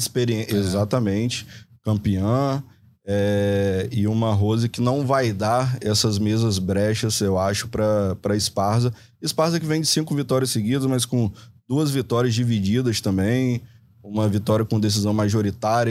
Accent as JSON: {"language": "Portuguese", "country": "Brazil", "said": "como brasileiro"}